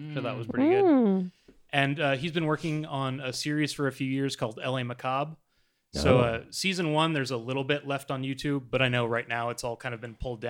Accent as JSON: {"language": "English", "town": "Los Angeles", "region": "California", "country": "United States", "tie": "born or raised there", "said": "Yeah. And I was raised in Sherman Oaks and went to UCLA, so I haven't strayed too far."}